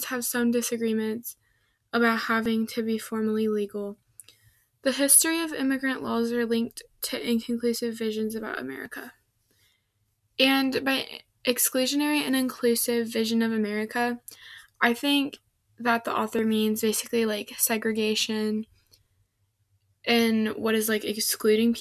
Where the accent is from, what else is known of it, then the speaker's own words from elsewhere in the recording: Midwest, United States; I'm from the Midwest